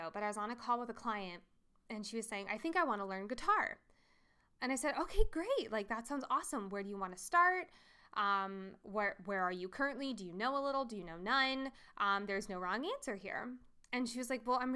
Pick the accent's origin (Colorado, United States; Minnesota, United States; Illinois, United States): Colorado, United States; I'm from Colorado